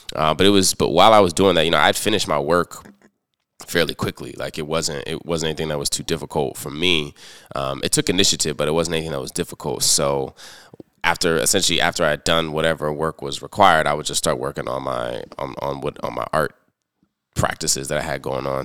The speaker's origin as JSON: {"language": "English", "area": "Prince George's County", "region": "Maryland", "country": "United States", "tie": "born or raised there", "also_born_or_lived": "Washington, D.C. / Chicago", "moved": "as an adult", "lives_now": "Baltimore, United States", "said": "I was born in Washington, D C, raised in Prince George's County"}